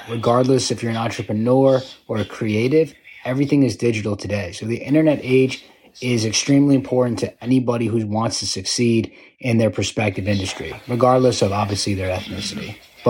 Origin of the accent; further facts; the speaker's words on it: New York, United States; Yes, I'm an Asian American rapper. I'm from New York